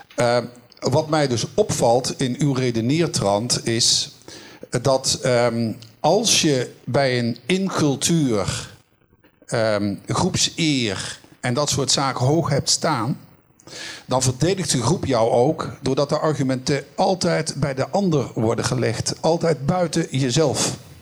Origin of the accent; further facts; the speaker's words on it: Netherlands; als Nederlander, West-Europeaan